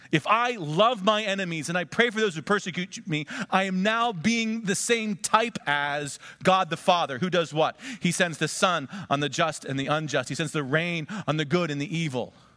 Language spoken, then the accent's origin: English; United States; we Americans